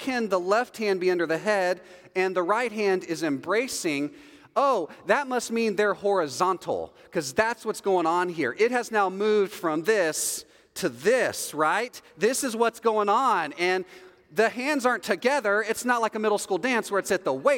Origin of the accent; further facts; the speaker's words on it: Texas, United States; I'm from Texas